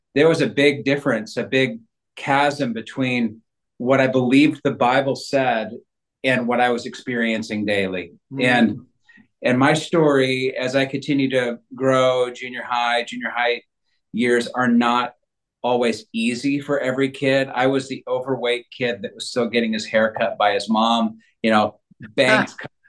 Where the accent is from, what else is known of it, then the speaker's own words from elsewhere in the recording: Northern California, United States; I grew up in Northern California